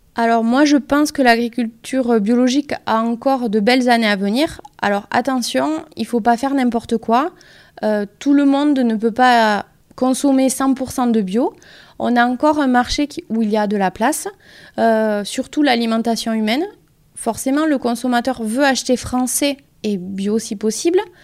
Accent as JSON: {"language": "French", "area": "Pyrénées-Atlantiques", "region": "Nouvelle-Aquitaine", "country": "France", "tie": "born or raised there", "also_born_or_lived": "Lyon", "said": "je suis originaire des Pyrénées-Atlantiques"}